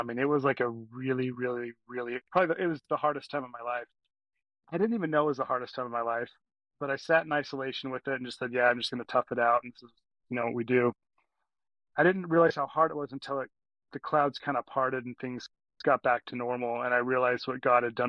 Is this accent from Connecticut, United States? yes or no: no; Cedar Hills, Utah, United States; also born or lived in Texas / Alpine, Utah / Pittsburgh, Pennsylvania; I was born in Texas and then moved to Utah like when I was 5 or 6, and I grew up in Cedar Hills